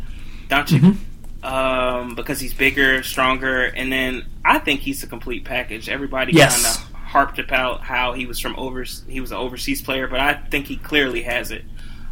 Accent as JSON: {"language": "English", "area": "Montgomery County, D.C.", "region": "Maryland", "country": "United States", "said": "I'm from Montgomery County, so that's close to the Washington, D.C. area."}